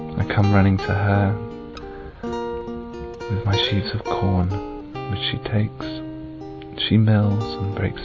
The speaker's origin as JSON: {"language": "English", "town": "Bournemouth", "region": "South West England", "country": "United Kingdom", "said": "I'm 26 and I'm from Bournemouth"}